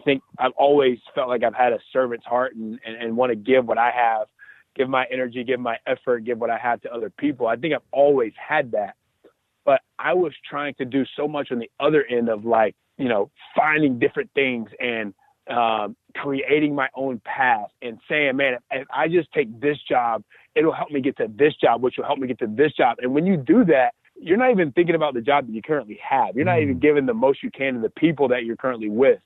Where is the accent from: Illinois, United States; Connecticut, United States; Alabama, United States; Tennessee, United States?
Alabama, United States; moved away; I'm from Alabama